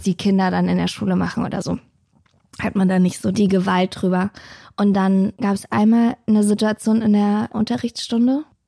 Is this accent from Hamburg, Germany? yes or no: no; Berlin, Germany; Ich bin in Hellersdorf aufgewachsen